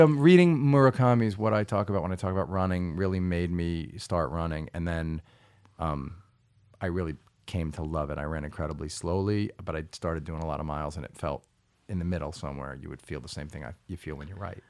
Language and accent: English; Long Island, New York, United States; I grew up on Long Island